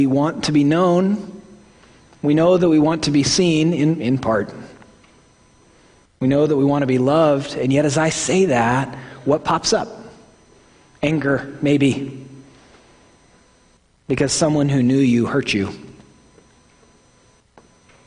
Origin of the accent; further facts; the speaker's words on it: Oklahoma, United States; accent: Midwestern; I'm from Oklahoma